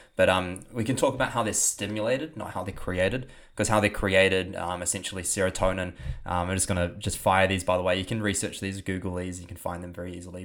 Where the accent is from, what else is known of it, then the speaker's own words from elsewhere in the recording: New Zealand; accent: New Zealand; my New Zealand accent